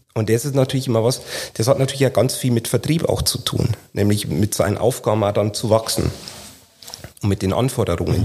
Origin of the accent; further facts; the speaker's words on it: Lower Bavaria, Germany; in Niederbayern, wo ich herkomme